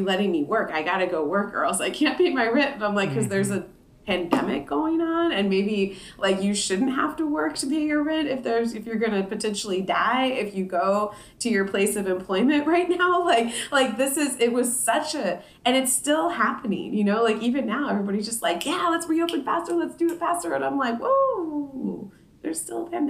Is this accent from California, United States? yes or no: yes; Oildale, California, United States; moved away as an adult; now in Sacramento, United States; I grew up in Oildale, and this is something that still impacts my family down there